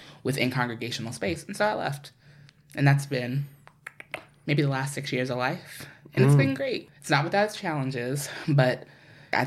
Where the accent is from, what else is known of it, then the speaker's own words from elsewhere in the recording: New York City, New York, United States; moved away; I'm from New York. I grew up between Queens and Harlem